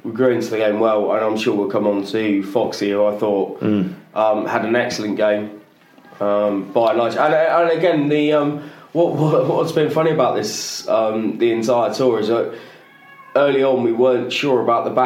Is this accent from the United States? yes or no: no; England, United Kingdom; as an English guy